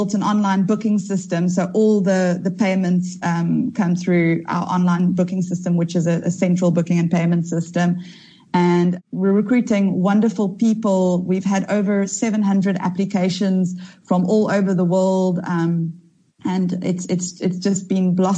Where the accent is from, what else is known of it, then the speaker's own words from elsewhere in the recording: Durban, KwaZulu-Natal, South Africa; I was raised in Durban from early days.